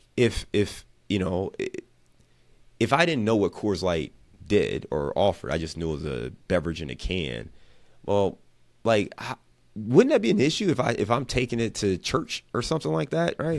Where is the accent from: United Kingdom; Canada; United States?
United States; Cleveland, Ohio; moved away as an adult; now in Cincinnati, United States; I'm from Cleveland